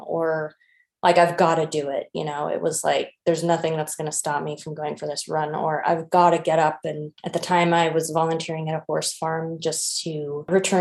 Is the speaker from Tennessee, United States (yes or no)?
no; Berkeley, California, United States; moved away; I'm originally from Berkeley, California. I've been living overseas for a while